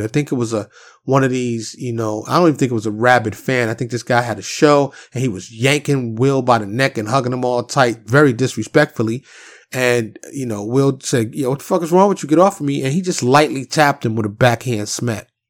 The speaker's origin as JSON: {"language": "English", "town": "New York City", "region": "New York", "country": "United States", "tie": "born or raised there", "said": "growing up in Harlem in the South Bronx"}